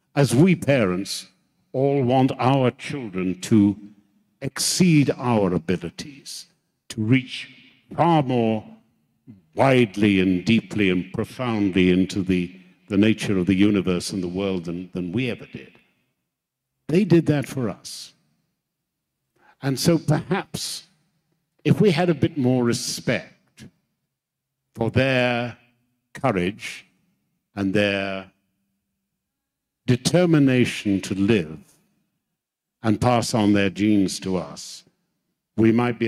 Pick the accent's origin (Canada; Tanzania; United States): Tanzania; as a boy, I grew up in Africa and my father was a policeman and he came home one day and I could see he was very angry.